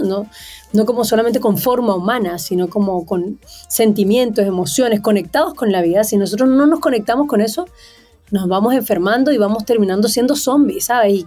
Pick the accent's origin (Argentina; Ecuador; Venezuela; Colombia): Venezuela; moved away as an adult; now in Chile; yo nací en Venezuela, como tal como dijiste, un 8 de marzo, un Día de la Mujer. crecí en una familia muy, muy, muy linda